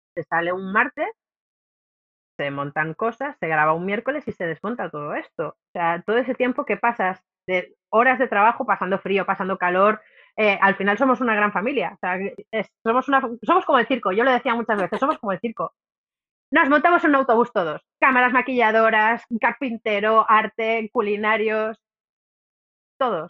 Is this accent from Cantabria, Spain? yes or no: yes; Cantabria, Spain; Cantabria porque como es mi tierra